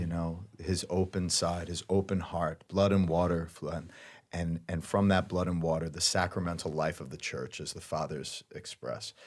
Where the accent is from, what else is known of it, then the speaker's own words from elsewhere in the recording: Flagler County, Florida, United States; I'm from Flagler County